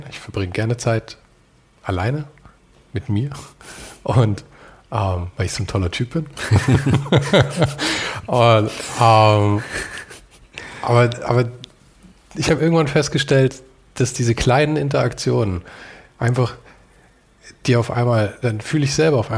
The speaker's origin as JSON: {"language": "German", "town": "Munich", "region": "Bavaria", "country": "Germany", "said": "ich komme aus München, das heißt, Bayerisch ist"}